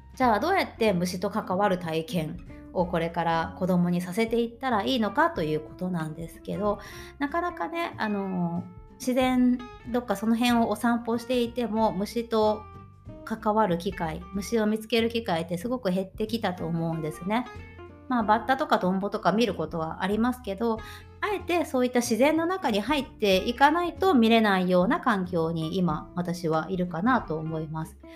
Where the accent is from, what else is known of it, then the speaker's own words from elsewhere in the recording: Tokushima, Japan; moved away as an adult; now in Germany; 地元徳島県の小学校で働いていた